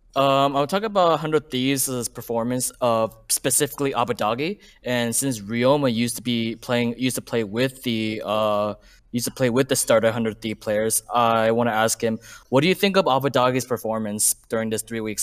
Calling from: Glendale, California, United States; I'm calling from, I, I think I said this before, Glendale, California.

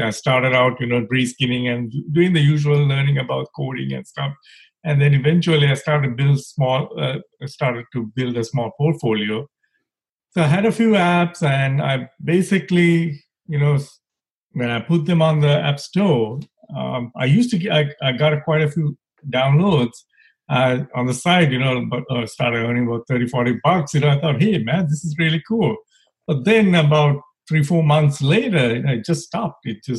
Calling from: Maryland, United States; I'm calling from the East Coast in D.C., near D.C. I live in Maryland, working in D.C.

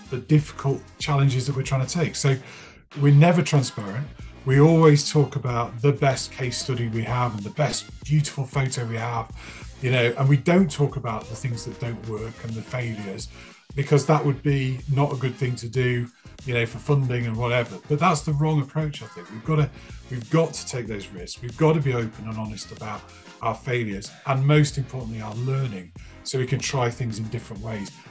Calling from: Wales, United Kingdom; I'm joining you from North Wales in the UK

